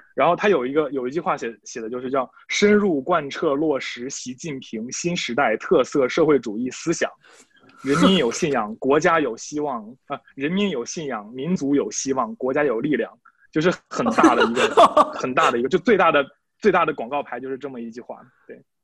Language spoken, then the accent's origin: Chinese; Shandong, China; moved away as an adult; now in Lithuania; 我是来自中国山东，山东的